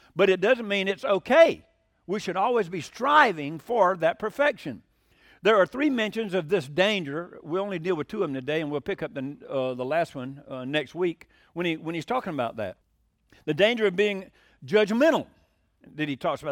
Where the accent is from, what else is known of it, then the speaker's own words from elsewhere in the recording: Hiram, Georgia, United States; I'm from Hiram, Georgia